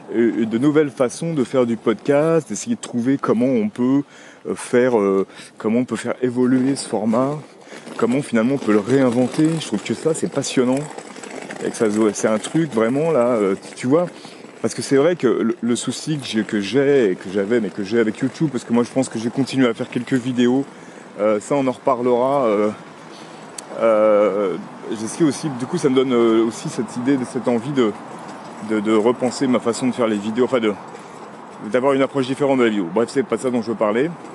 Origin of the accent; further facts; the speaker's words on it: Paris, Île-de-France, France; je suis un vrai Parisien finalement. Même si je suis né en banlieue et que j'habite en, très proche banlieue.